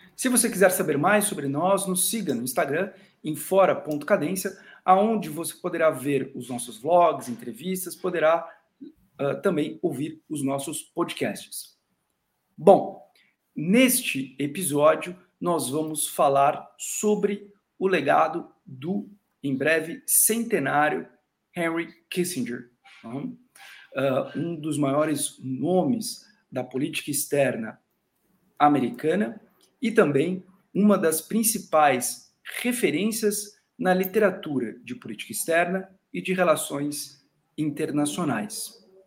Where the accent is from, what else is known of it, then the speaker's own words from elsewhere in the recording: Brazil; nós, sendo brasileiros